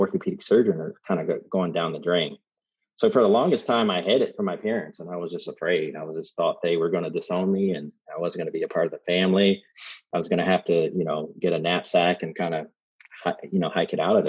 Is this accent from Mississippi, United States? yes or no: no; Columbus, Ohio, United States; now in Dayton, United States; growing up in Columbus, Ohio, my dad was really strict